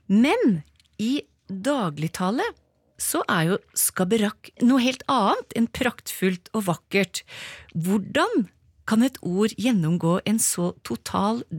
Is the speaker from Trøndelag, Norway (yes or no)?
no; Aursfjorden, Troms, Norway; og jeg kommer egentlig fra Aursfjorden i Malangen.